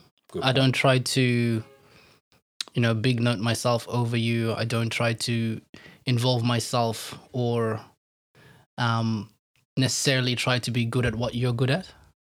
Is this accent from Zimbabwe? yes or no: yes; Harare, Zimbabwe; born there; So as you heard, I was born in Zimbabwe, mm-hmm. in a city called Harare. You know, shout out to H-Town and all my peeps.